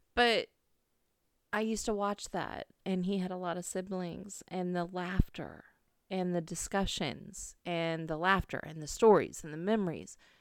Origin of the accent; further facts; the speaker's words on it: California, United States; now in St. Louis, United States; I was raised driving in California